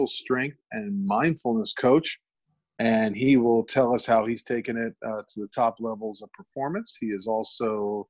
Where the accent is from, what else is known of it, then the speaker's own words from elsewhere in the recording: New York, United States; my hometown of New York